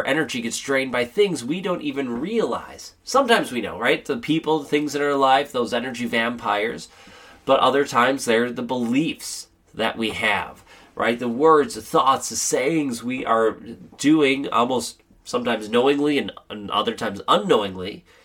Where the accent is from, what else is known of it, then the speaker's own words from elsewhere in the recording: Wisconsin, United States; here in Wisconsin, I had to, I had a solo ensemble event in the morning. I had to speak down in Milwaukee, which was about an hour and a half drive away. And then I had to play a wedding here back in my hometown